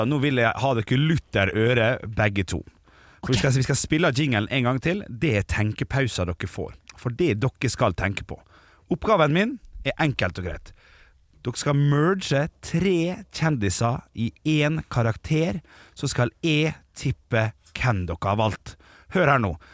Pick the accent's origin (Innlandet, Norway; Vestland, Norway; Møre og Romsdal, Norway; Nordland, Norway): Møre og Romsdal, Norway; Ålesund; min hjemby Ålesund